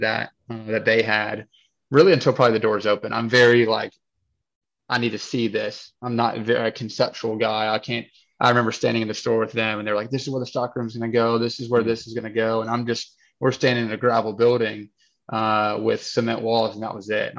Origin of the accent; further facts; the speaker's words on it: Nashville, Tennessee, United States; born and raised in Nashville